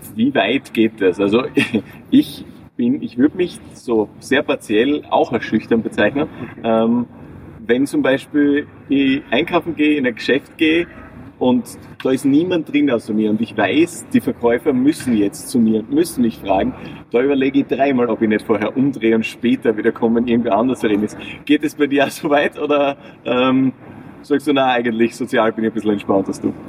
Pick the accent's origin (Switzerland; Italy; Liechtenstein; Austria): Austria; north of Graz, Styria; ich komme jetzt ein bisschen aus dem Norden von Graz